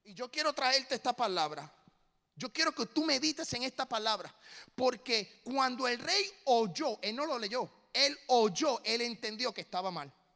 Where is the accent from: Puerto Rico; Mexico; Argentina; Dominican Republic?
Puerto Rico; now in Tennessee, United States; Como puertorriqueño.